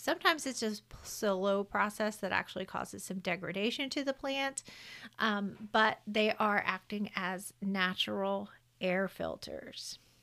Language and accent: English; the South, United States; I'm from the South. I say carbon dioxide